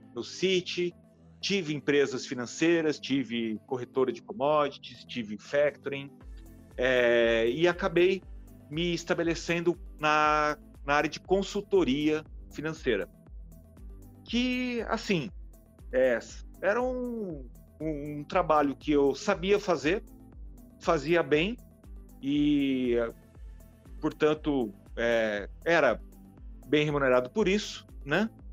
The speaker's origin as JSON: {"language": "Portuguese", "town": "São José do Rio Preto", "region": "São Paulo", "country": "Brazil", "tie": "born or raised there", "moved": "as an adult", "lives_now": "São Paulo, Brazil", "said": "eu morava no interior, morava em Rio Preto, eu sou, sou lá de São José do Rio Preto, no interior de São Paulo"}